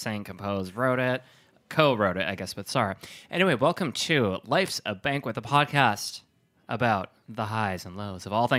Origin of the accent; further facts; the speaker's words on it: Sheboygan, Wisconsin, United States; now in New York, United States; I used to talk like that. And suddenly, this accent, it was in Wisconsin, small town, I'm from Sheboygan.